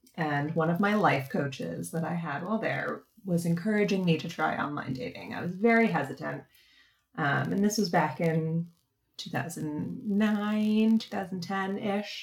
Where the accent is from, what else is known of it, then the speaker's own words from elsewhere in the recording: East Coast, United States; also born or lived in Boston; now in San Diego, United States; I'm from the East Coast